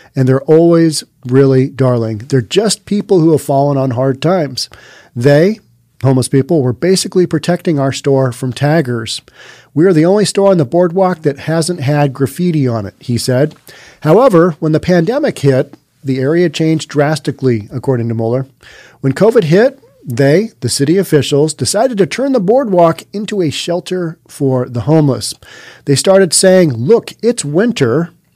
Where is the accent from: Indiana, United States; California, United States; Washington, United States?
Washington, United States; Seattle; Growing up in Seattle